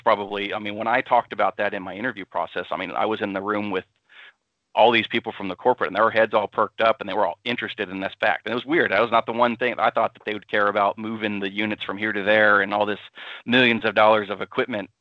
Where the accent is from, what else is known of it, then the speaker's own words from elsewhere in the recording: Austin, Texas, United States; moved away as an adult; I'm from Austin, Texas originally, so I'm kind of a city slicker.